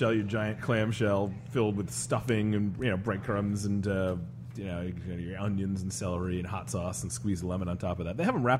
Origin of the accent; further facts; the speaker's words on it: Rhode Island, United States; moved away as an adult; now in New Orleans, United States; I moved to New Orleans. And that was about 12 years ago. And I grew up in the Northeast in New England, biggest little Rhode Island.